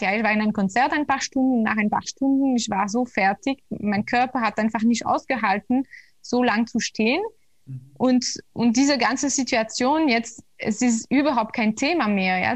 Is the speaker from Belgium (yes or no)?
yes; Belgium; moved away; also born or lived in Brussels; ich komme aus Belgien und damals habe ich ja noch in Brüssel